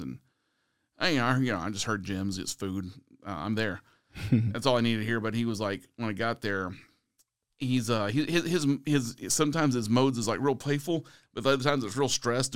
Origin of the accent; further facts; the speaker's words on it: San Antonio, Texas, United States; my hometown is here in San Antonio